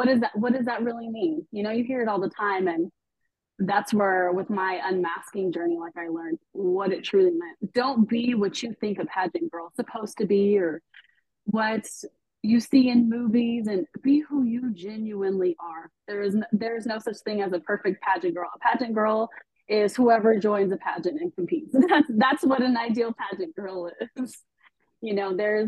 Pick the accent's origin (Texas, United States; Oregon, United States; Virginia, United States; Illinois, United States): Texas, United States; I am born and raised here. I am Texan all day.